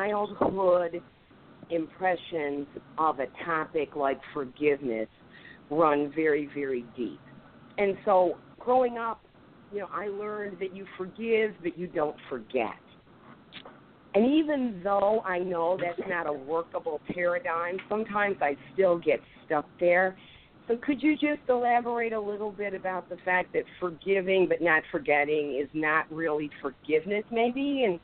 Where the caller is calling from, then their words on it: Detroit, Michigan, United States; I'm calling from Detroit.